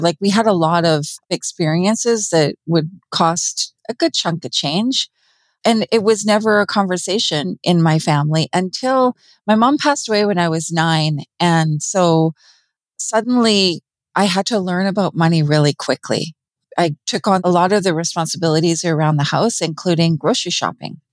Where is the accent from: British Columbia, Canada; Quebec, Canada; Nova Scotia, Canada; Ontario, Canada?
British Columbia, Canada; Vancouver; now in rural British Columbia, Canada; I grew up in Vancouver, British Columbia